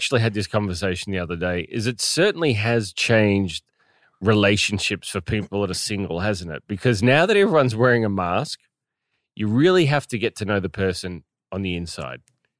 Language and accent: English; New Zealand; born there; I was born in New Zealand, yeah.